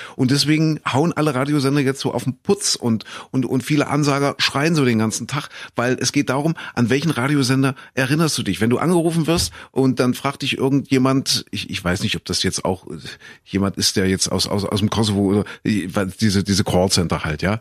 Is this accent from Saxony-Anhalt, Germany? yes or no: yes; Köthen, Saxony-Anhalt, Germany; Ich komme ja aus Kuhköthen in Sachsen-Anhalt